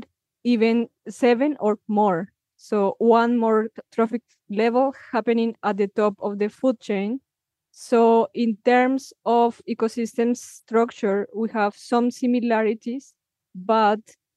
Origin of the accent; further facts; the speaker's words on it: Villa de Leyva, Boyacá, Colombia; my hometown, Villa de Leyva